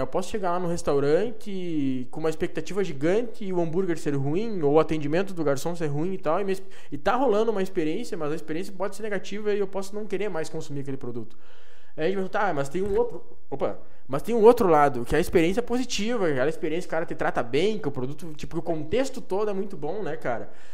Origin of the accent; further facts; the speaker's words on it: Santo Antônio das Missões, Rio Grande do Sul, Brazil; now in Passo Fundo, Brazil; eu nasci aqui perto da Argentina, Santo Antônio das Missões, que é entre São Borja